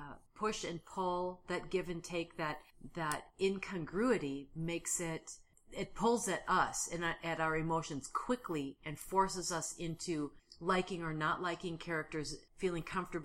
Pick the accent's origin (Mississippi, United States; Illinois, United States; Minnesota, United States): Minnesota, United States; Because we're from Minnesota.